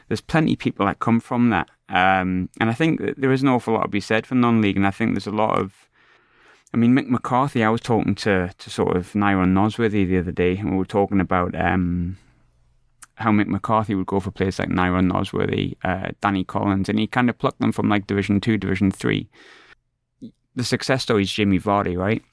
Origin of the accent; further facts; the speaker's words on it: South Shields, North East England, United Kingdom; moved away as an adult; also born or lived in Southwick, Sunderland; now in Scotland; I was brought up in Shields. I'm, I'm a Sunderland boy, I'm a Southwark boy, but I was brought up in Shields from the age of pff, four or five.